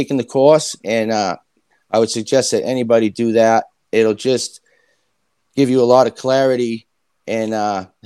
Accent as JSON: {"language": "English", "region": "Massachusetts", "country": "United States", "tie": "born or raised there", "moved": "yes", "lives_now": "Maine, United States", "said": "I grew up in Massachusetts"}